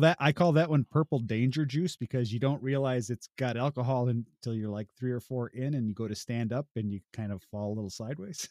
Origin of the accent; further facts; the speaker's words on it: Illinois, United States; also born or lived in Southwest Ontario; now in Ontario, Canada; I'm originally from Illinois